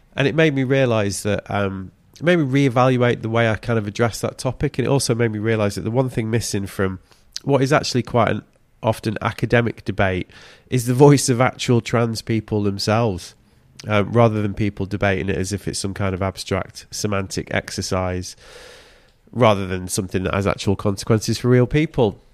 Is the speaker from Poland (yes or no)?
no; United Kingdom; As a Brit coming over from a British winter